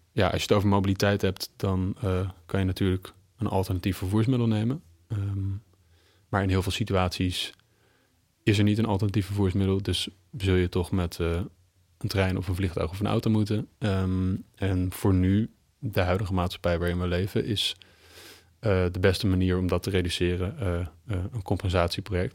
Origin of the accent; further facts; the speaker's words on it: Amsterdam, North Holland, Netherlands; Ik eh, kom uit Amsterdam. Ik ben een Amsterdammer.